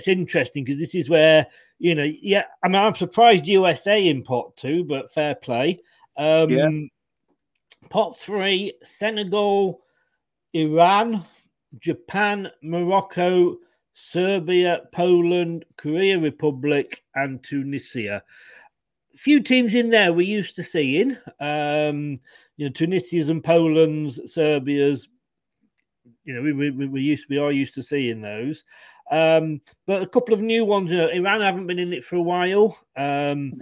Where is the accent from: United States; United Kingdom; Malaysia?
United Kingdom; England; I'm obviously being English